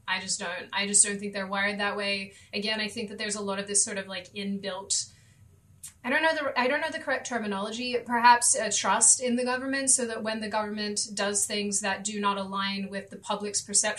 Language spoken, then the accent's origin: English; Australia; moved away as an adult; now in United States; given that I'm an Australian, I left in part because I couldn't stand the mentality of the city that I came from, which is sort of, I guess, the equivalent of California or LA.